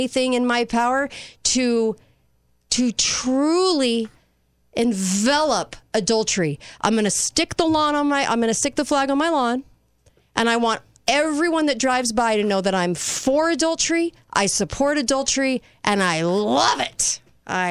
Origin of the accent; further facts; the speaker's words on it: United States; I'm American.